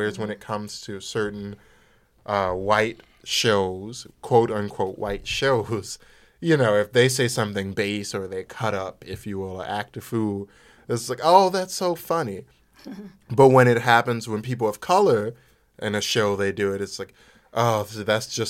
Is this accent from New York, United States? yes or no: no; New Orleans, Louisiana, United States; I'm from New Orleans, Louisiana, and similar to Keisha, via a number of countries and other cities, here I am today.